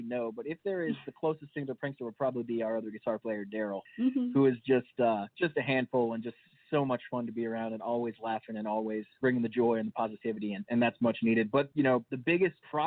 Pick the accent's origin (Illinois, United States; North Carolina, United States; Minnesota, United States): North Carolina, United States; Charlotte; moved away; We're from Charlotte, North Carolina originally